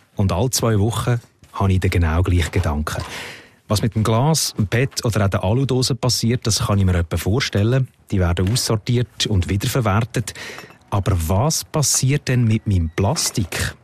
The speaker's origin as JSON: {"language": "German", "country": "Switzerland", "said": "Bei uns in der Schweiz"}